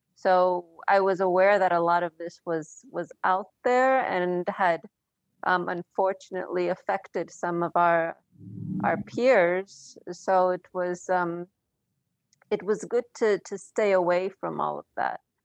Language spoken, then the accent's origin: English; Philadelphia, Pennsylvania, United States; also born or lived in King of Prussia, Pennsylvania / Blue Bell, Pennsylvania / Poland; I grew up in the Philadelphia area.